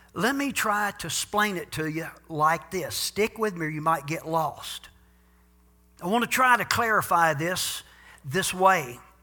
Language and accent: English; United States; a bona fide, genuine citizen of the United States of America. I'm an American